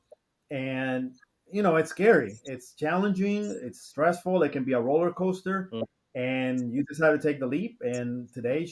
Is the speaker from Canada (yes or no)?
no; Dominican Republic; moved away; back in home, I'm originally from the Dominican Republic